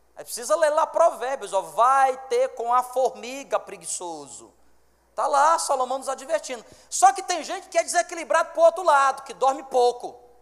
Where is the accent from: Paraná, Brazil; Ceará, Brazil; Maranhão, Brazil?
Ceará, Brazil; Fortaleza; now in Roraima, Brazil; eu sou fortalezense